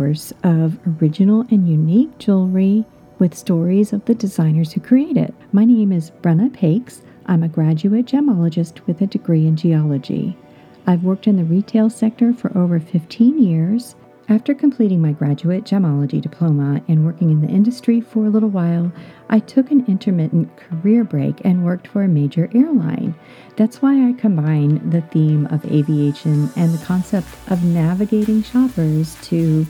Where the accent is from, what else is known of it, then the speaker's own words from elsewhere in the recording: Florida, United States; I grew up in Florida